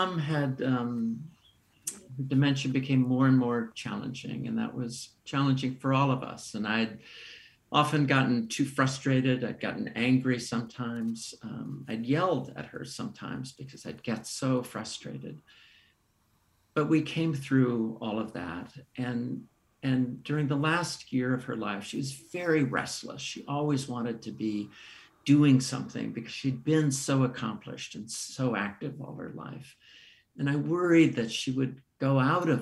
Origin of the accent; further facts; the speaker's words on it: Menlo Park, California, United States; the house I grew up in Menlo Park, the house I returned to care for my mom in Menlo Park, California.